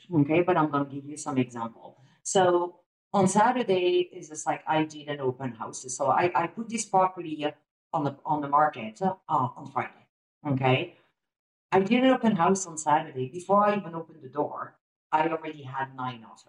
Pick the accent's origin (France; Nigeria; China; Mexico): France; now in Calgary, Canada; I'm originally from France